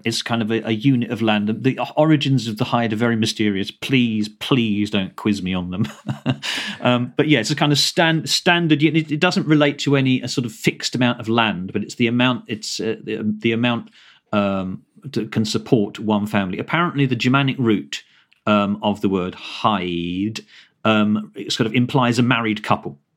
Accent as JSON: {"language": "English", "area": "Kent", "region": "South East England", "country": "United Kingdom", "tie": "born or raised there", "said": "I grew up in Kent"}